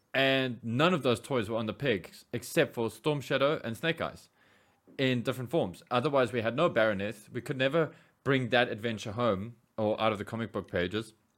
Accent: South Africa; we as South African

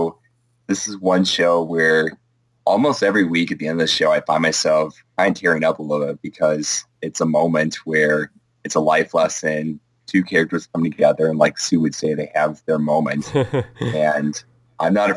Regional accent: suburb of Milwaukee, Wisconsin, United States; My hometown, about, it's a suburb of Milwaukee, but it's about 30,000 people in the south.

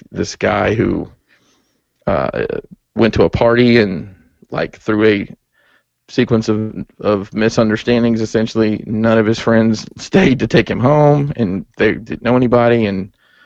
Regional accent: Alabama, United States; now in Maryland, United States; I've lived here, back home. In Alabama? Alabama

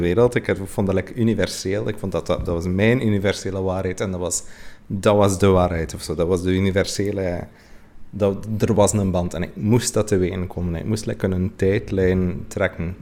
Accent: West Flanders, Belgium; ik ben misschien uit West-Vlaanderen

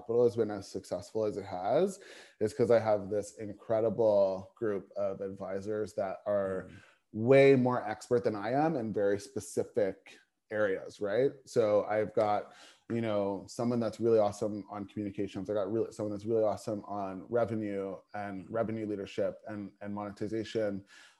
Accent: Toronto, Ontario, Canada; moved away; back in Toronto, my hometown

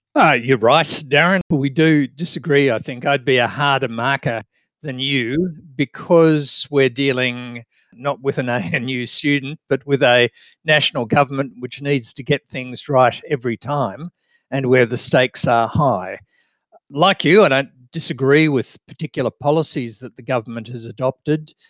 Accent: Australia; I'm an Australian

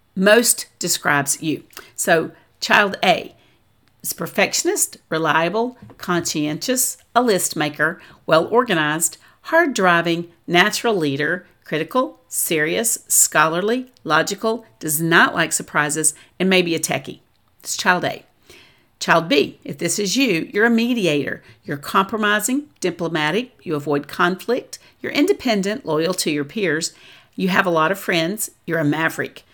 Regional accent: the South, United States; I'm from the South

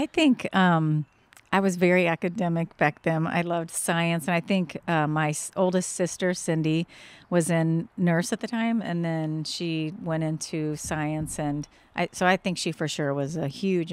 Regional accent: Lapel, Indiana, United States; grew up in LaPel, Indiana.

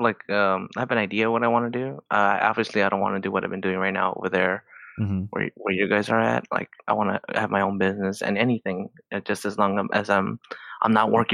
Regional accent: California, United States; I grew up and lived in Southern California all my life.

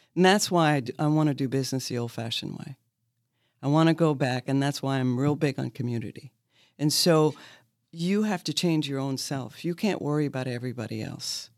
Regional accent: Maine, United States; now in Lexington, United States; I'm from Maine

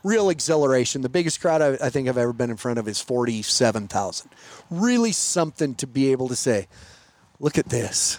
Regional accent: Montana, United States; I'm from Montana

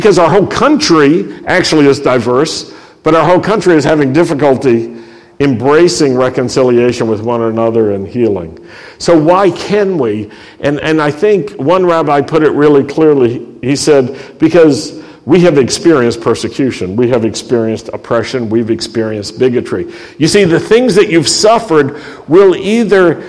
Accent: Roanoke, Virginia, United States; a young Jew growing up in the Shenandoah Valley and the Blue Ridge Valley in Roanoke, Virginia

